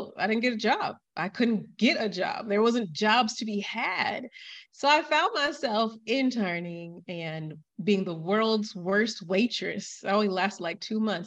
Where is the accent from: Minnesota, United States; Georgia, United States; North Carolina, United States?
Georgia, United States; Atlanta; moved away as an adult; also born or lived in Miami, United States / La Rioja, Spain / Catalonia, Spain; now in Valencia, Spain; I'm from Atlanta and I lived in Miami